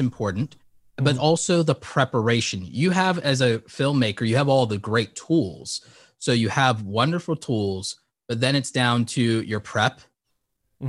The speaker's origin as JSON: {"language": "English", "region": "New York", "country": "United States", "tie": "born or raised there", "said": "I was born in New York"}